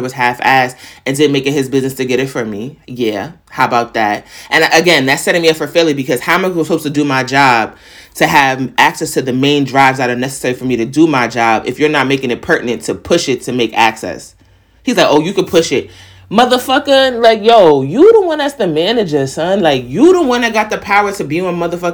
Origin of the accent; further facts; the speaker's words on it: New York, United States; I'm from New York.